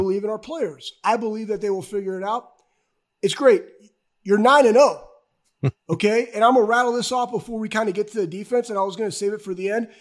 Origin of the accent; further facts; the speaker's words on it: Iowa, United States; I was born in Iowa